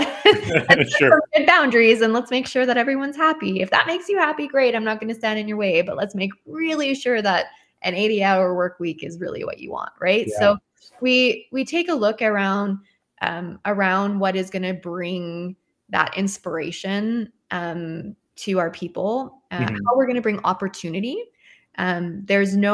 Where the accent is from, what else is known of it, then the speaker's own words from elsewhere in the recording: Canada; I'm Canadian